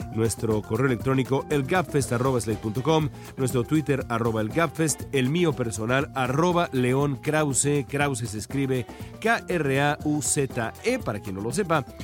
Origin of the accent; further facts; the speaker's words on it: Mexico; now in Los Angeles, United States; a mí como mexicano